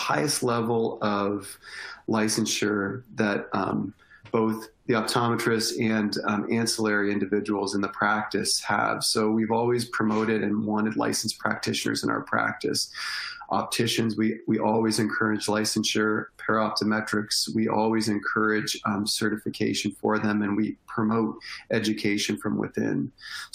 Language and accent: English; Windsor, Ontario, Canada; moved away as an adult; also born or lived in Northwest Ohio; now in Ohio, United States; I'm originally from Windsor, Ontario, right across the river from Detroit, Michigan in Canada